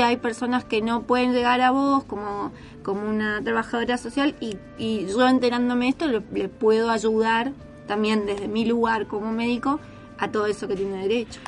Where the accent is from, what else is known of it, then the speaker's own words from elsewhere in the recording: Posadas, Misiones, Argentina; moved away as an adult; also born or lived in Santo Tomé, Corrientes; now in San Fernando, Argentina; soy de Misiones, de Posadas